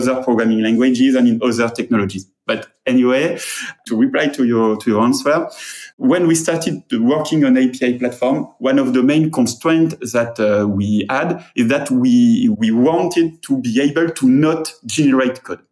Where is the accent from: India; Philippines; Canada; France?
France; accent: French; English is a second language; I'm French, and my English accent is almost as terrible